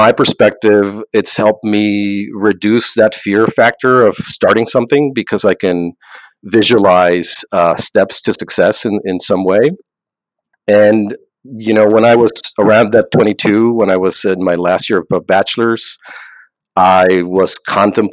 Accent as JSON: {"language": "English", "country": "Mexico", "moved": "as an adult", "said": "I'm originally from Mexico"}